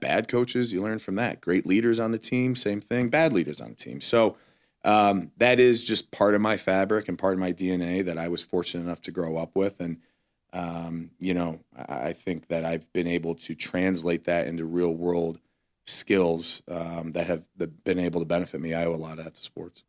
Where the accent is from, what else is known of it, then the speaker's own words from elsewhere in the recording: Cleveland, Ohio, United States; moved away; we were living in Cleveland